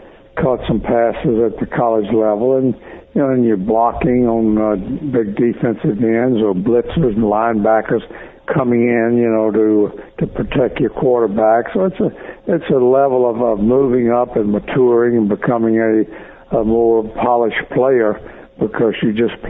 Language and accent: English; Baton Rouge, Louisiana, United States; I'm going to stay in Baton Rouge here at my own Louisiana State University College in my hometown